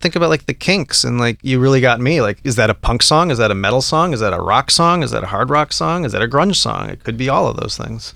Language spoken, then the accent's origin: English; Colorado, United States; I grew up in Colorado